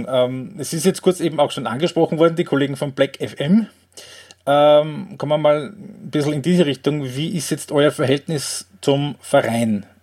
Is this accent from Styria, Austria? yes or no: yes; Graz, Styria, Austria; Ähm, als Grazer bleibt die Frage nicht aus, wenn du die Thematik schon ansprichst.